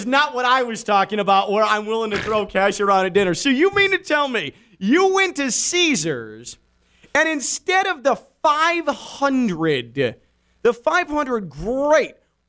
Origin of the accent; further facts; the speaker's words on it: Chicago, Illinois, United States; Where I grew up in the Chicago area, they're on every corner.